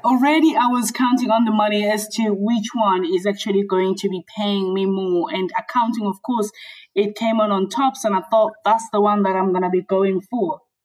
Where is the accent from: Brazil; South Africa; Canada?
South Africa; moved away as an adult; now in United Kingdom; Yeah, so I grew up in South Africa. Um, I came into the UK in my really early twenties